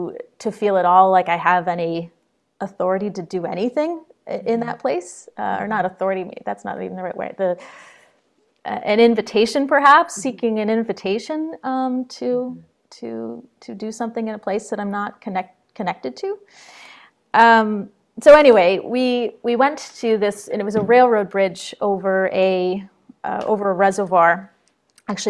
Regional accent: Troy, New York, United States; now in Jericho, Vermont, United States; I grew up in Troy, New York, just across the Hudson River

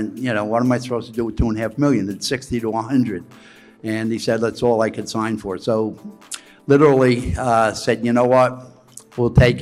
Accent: New York City, New York, United States; I grew up here in New York. I grew up in Coney Island.

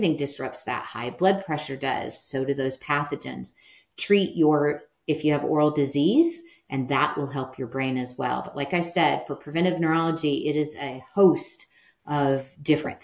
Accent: Midwest, United States; I'm from the Midwest. You grow up with allergies

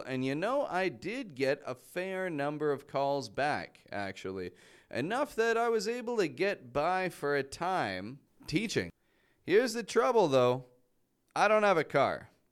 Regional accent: Toronto, Ontario, Canada; moved away as an adult; now in Mexico; I'm from Toronto, from Canada.

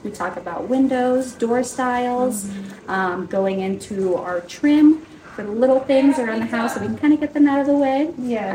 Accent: Alamosa, Colorado, United States; also born or lived in Fort Collins, Colorado; born and raised in Alamosa, Colorado, it's a very small town.

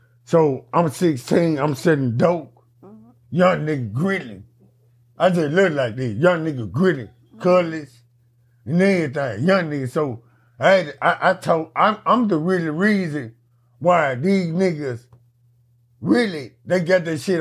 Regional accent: Memphis, Tennessee, United States; when I was growing up

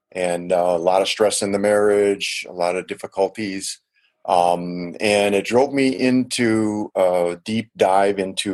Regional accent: Milwaukee, Wisconsin, United States; also born or lived in Chicago; Yeah, I was born in Chicago, Illinois, but most of my upbringing was in Milwaukee, Wisconsin. And Milwaukee is either the first or second most segregated city in the United States.

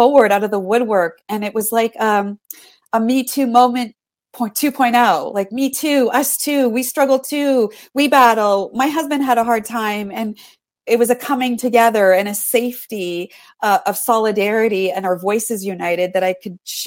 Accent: Canada; I'm from Canada.

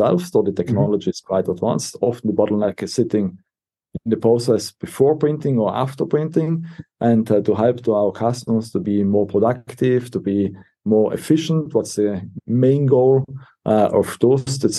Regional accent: Brixen, Trentino-Alto Adige, Italy; moved away as an adult; originally, I'm from Brixen, so there was a great opportunity to come back at home

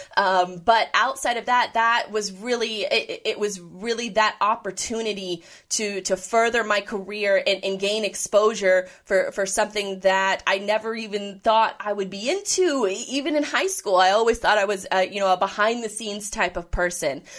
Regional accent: Jacksonville, Florida, United States; moved away; also born or lived in the Midwest / Orlando; I was born and raised in Jacksonville

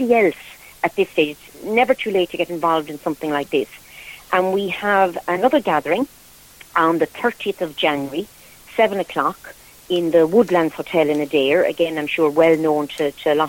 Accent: Croom, Munster, Ireland; I'm originally from Croom in County Limerick.

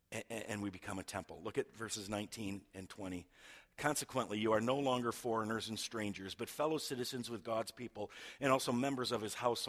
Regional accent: United States; I am a Christian first, and I am an American second, or third, or fourth.

